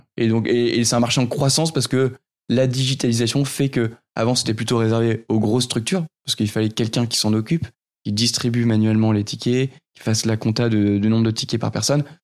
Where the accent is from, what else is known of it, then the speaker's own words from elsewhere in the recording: Nord, near Lille, Hauts-de-France, France; je suis issu de, du Nord, pas très loin de, de Lille où j'ai grandi